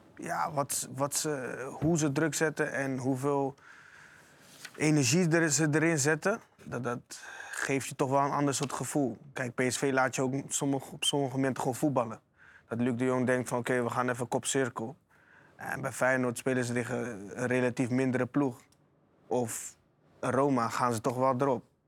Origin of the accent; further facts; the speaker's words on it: Rotterdam, South Holland, Netherlands; Ik kom uit Zuid